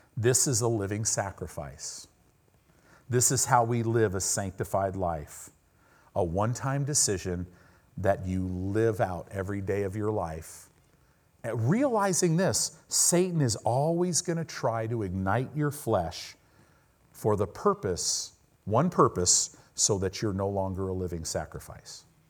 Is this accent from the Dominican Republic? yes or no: no; United States; we're American Christians